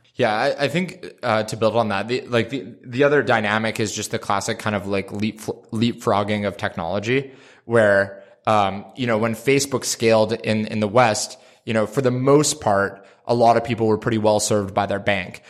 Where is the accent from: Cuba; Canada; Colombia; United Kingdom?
Canada; I'm Canadian